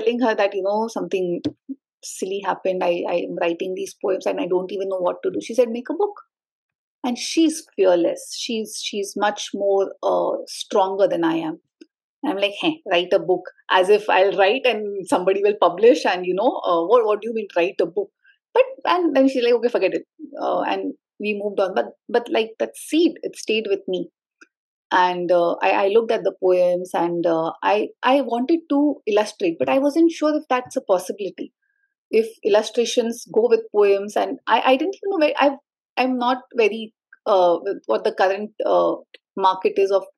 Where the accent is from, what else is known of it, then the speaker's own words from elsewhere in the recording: Mumbai, Maharashtra, India; moved away; All my life growing up, I have never identified myself as a Sindhi, the place where my ancestors are from. Because I was born in Bombay, I always was cool Bombaykar, Mumbaikar